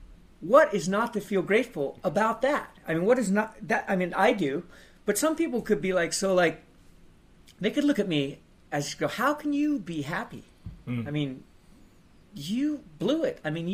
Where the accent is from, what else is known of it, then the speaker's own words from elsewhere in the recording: Palos Verdes, California, United States; I was born in Northern California. Okay. And my dad moved down to Southern California when I was in third grade. So I grew up in Palos Verdes, which is a really nice place, but it's just a suburb